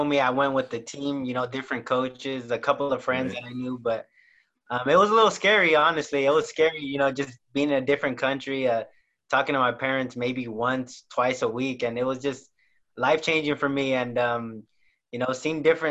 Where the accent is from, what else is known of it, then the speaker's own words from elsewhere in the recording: Salinas, California, United States; I'm from Salinas, California, born and raised